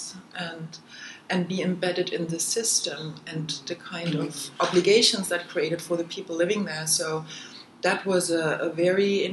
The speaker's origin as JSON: {"language": "English", "town": "Leipzig", "region": "Saxony", "country": "Germany", "tie": "born or raised there", "also_born_or_lived": "United Kingdom", "second_language": "English", "moved": "as an adult", "said": "the city where I grew up in Leipzig"}